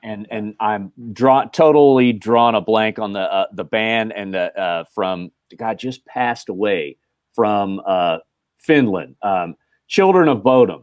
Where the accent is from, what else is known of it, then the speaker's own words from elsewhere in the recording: Dayton, Ohio, United States; I grew up in Dayton, Ohio, the Rust Belt